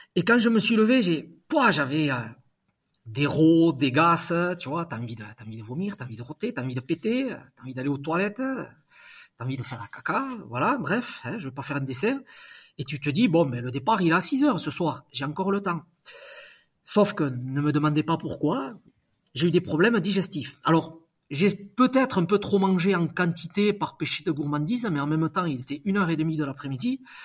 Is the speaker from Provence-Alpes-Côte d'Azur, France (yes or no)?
no; Basque Country, Nouvelle-Aquitaine, France; je suis basque